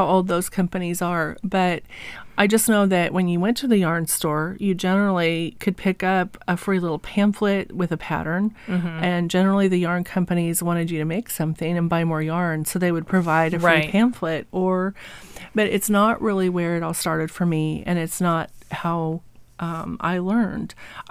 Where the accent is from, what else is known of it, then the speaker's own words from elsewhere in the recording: Walla Walla, Washington, United States; also born or lived in Oregon / California; But okay, so I grew up in Walla Walla and Milton Freewater. This is where my parents and grandparents were from.